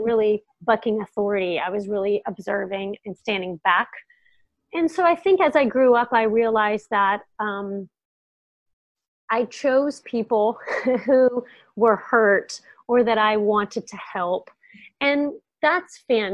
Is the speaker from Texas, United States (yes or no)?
yes; near Houston, Texas, United States; I grew up in Texas, not that far from Houston, a really small town.